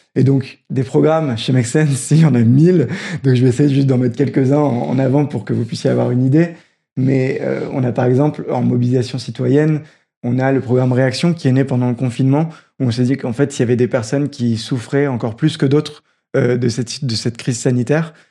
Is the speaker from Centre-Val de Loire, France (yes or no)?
no; Roubaix, Hauts-de-France, France; J'ai grandi à Roubaix